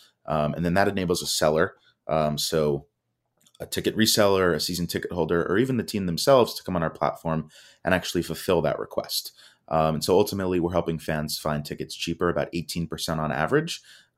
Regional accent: Miami, Florida, United States; So I grew up here in South Florida in the Miami area.

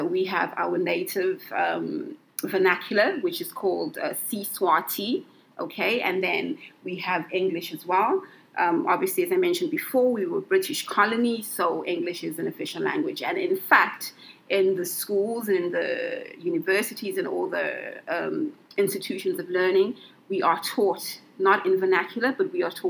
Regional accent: Eswatini; whenever I tell people that I'm from Swaziland, the next thing they'd say is Switzerland. And I'd be like, no, not Switzerland, Swaziland.

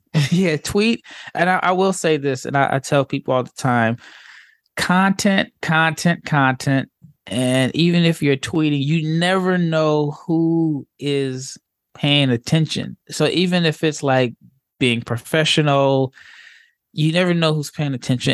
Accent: Omaha, Nebraska, United States; I grew up in Omaha, Nebraska

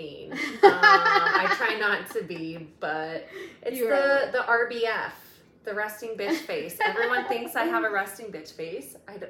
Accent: Denver, Colorado, United States; Yes, both Denver natives

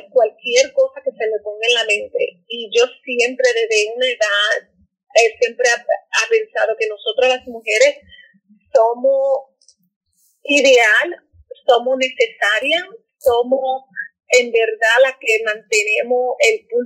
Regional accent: Dominican Republic; moved away as an adult; also born or lived in New York / Santo Domingo / North Carolina; now in United States; yo estoy debajo de afro latina porque soy una morenita, pero soy latina y soy dominicana.

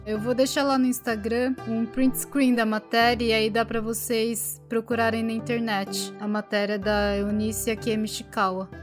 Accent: Brazil; now in Japan; no Brasil a gente se sentia japonesa

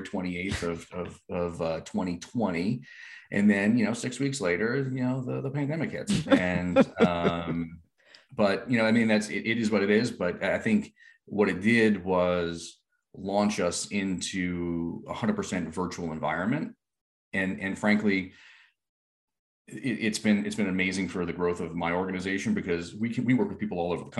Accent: Rhode Island, United States; I grew up in Rhode Island

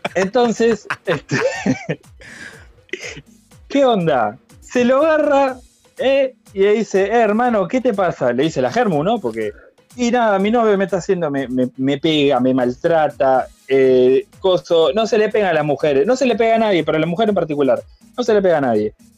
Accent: Flor de Maroñas, Montevideo, Uruguay; Yo, de Flor de Maroña, papá, Uruguay

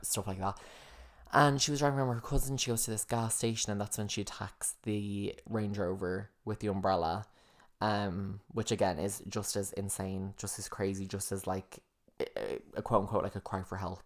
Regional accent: United States; I am an American

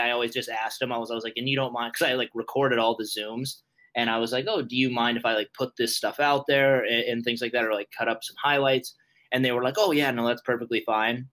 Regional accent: Montana, United States; moved away as an adult; also born or lived in Fargo, North Dakota; I'm 24 years old and I'm from Montana.

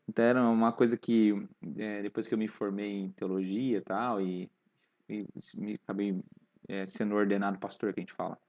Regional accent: Londrina, Paraná, Brazil; nasci na presbiteriana independente, aqui em Londrina mesmo

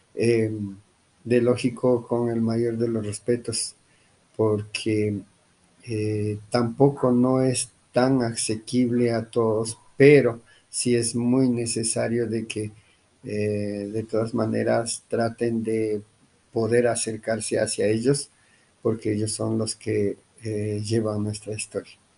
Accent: Imbabura, Ecuador; now in Colombia; Nosotros como quichuas otavalos, pues eh, sí, somos originarios de Ecuador.

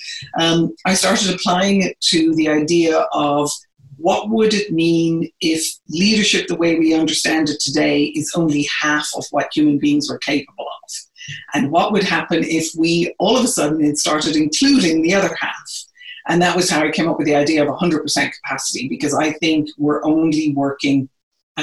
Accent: Ireland; moved away as an adult; now in United States; I am originally from Ireland. I've been in the US now for about 30 years.

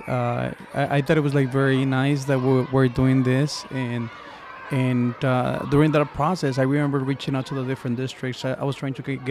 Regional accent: Mexico; now in United States; I'm from Mexico, migrated to the United States

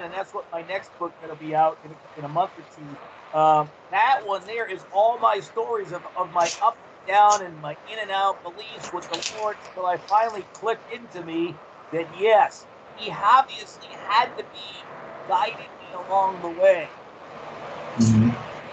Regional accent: Rhode Island, United States; moved away as an adult; I grew up in my hometown

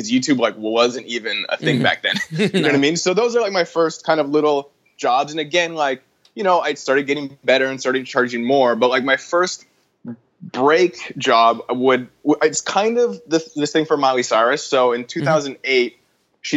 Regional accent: Vancouver, British Columbia, Canada; moved away as an adult; now in Los Angeles, United States; I'm from Vancouver, Canada, originally.

